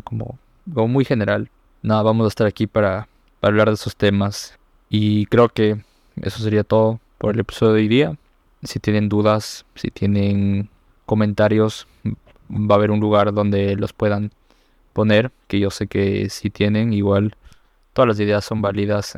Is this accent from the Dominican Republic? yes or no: no; Ecuador; aquí en mi país